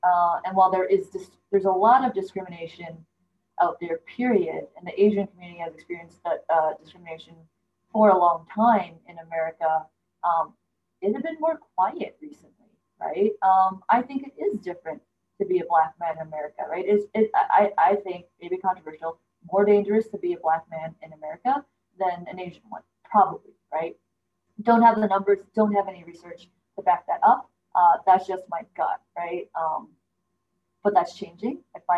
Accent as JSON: {"language": "English", "country": "Canada", "said": "my parents immigrated. They're from China. I immigrated. Technically, I'm from Canada, right?"}